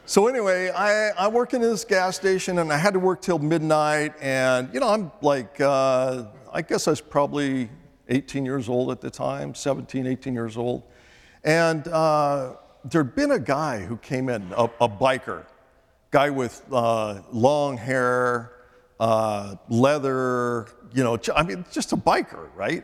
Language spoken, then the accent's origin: English; Northern California, United States; I was born in Northern California